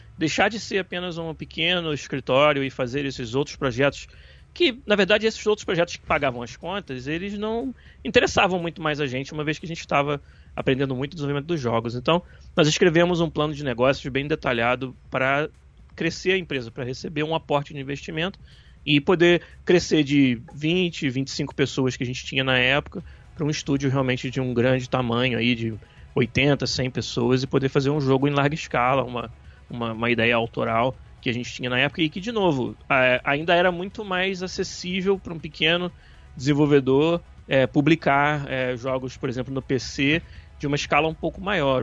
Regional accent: Niterói, Rio de Janeiro, Brazil; em Niterói, que é a cidade, na verdade, de onde eu, de onde eu sou

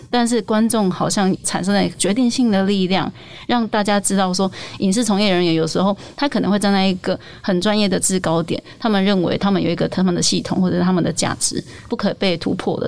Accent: Taiwan; 我身为台湾人觉得超骄傲的

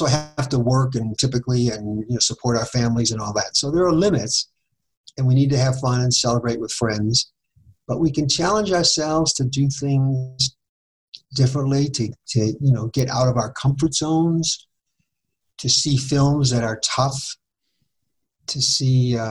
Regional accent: Boston, Massachusetts, United States; now in Fort Collins, United States; I grew up in Boston where we had public transportation.

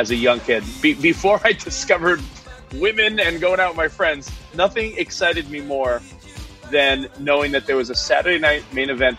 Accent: East Coast, United States; where I grew up on the East Coast, wrestling came to Meadowlands Arena

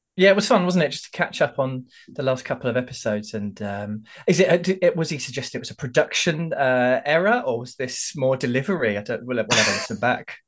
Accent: London, United Kingdom; accent: London; my London accent

